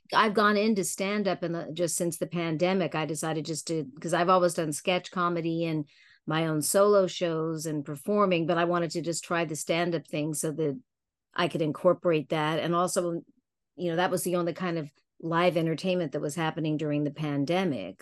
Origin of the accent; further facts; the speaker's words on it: Palm Springs, California, United States; my dad used to have a house there, so I grew up a lot in Palm Springs and Palm Desert